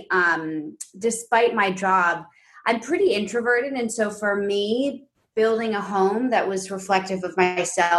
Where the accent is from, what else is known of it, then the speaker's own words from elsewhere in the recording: New York City, New York, United States; moved away as an adult; now in Los Angeles, United States; I grew up predominantly in this like big pre-war quintessential like Upper West Side apartment